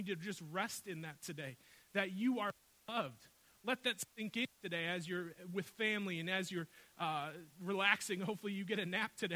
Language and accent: English; Milwaukee, Wisconsin, United States; I grew up on the north side of Milwaukee